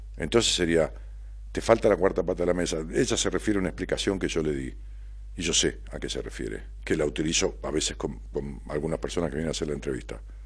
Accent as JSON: {"language": "Spanish", "town": "Ramos Mejía", "region": "Buenos Aires Province", "country": "Argentina", "said": "mi pueblo, Ramón Mejía"}